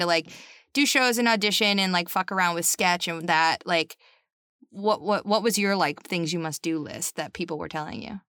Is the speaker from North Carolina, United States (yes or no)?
no; North Shore of Massachusetts, United States; I'm from just north of Boston